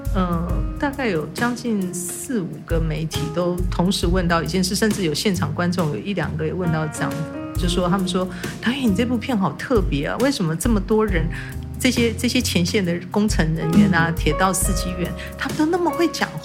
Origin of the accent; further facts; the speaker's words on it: Kaohsiung, Taiwan; 因为我自己是高雄长大，然后嗯。妈妈是屏东客家人